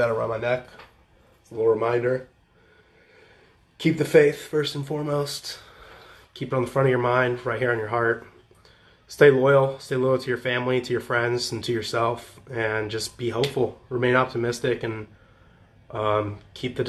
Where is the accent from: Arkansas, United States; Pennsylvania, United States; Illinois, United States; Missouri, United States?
Illinois, United States; Champaign; moved away; also born or lived in Southern California; friends in Champaign, my hometown